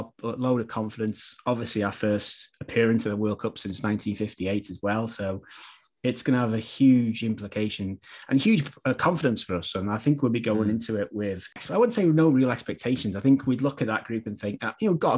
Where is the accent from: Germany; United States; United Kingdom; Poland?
United Kingdom; Wales; as a Welshman.